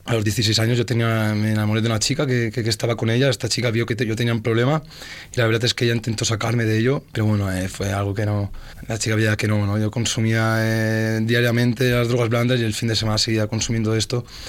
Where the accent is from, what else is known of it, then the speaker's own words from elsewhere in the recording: Oliva, Valencian Community, Spain; vengo de un pueblo de Valencia que se llama Oliva